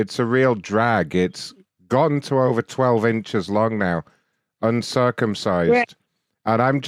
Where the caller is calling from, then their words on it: Wisconsin, United States; I'm actually in Wisconsin.